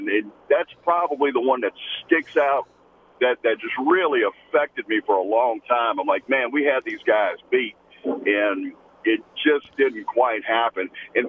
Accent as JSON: {"language": "English", "town": "Lafayette", "region": "Louisiana", "country": "United States", "tie": "born or raised there", "said": "born and raised in Lafayette, went to USL"}